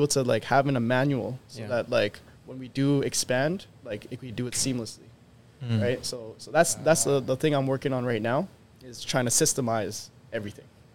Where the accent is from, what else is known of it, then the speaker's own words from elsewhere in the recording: Winnipeg, Manitoba, Canada; we're coming from Winnipeg